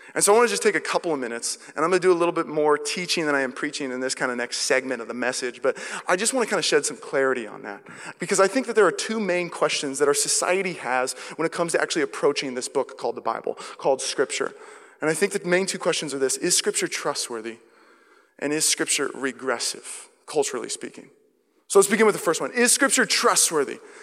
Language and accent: English; Seattle, Washington, United States; now in Walnut Creek, United States; I'm from Seattle